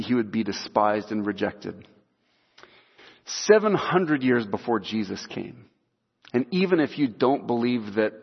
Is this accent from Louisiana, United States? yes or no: no; Salem, Oregon, United States; also born or lived in Iowa; we moved from Iowa to Salem, Oregon, when I was like 3 months old